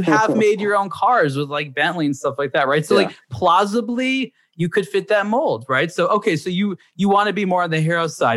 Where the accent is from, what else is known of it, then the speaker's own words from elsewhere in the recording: United States; growing up in America